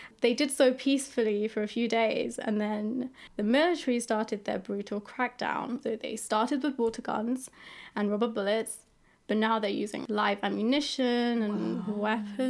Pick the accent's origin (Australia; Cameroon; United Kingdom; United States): United Kingdom; London; also born or lived in Yangon, Myanmar; My family and I came to the UK when I was around 6 years old. And even though I pretty much grew up in London